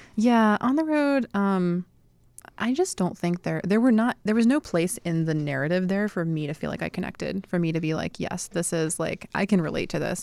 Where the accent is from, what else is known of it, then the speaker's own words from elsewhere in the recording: Sanford, North Carolina, United States; moved away; also born or lived in Durham, North Carolina / Raleigh, North Carolina; I grew up in a very small town called Sanford, North Carolina